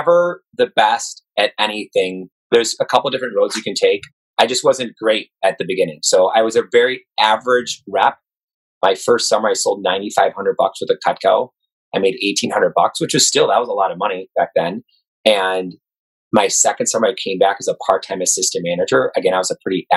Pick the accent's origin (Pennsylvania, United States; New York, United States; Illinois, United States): Illinois, United States; Chicago; Born and raised in Chicago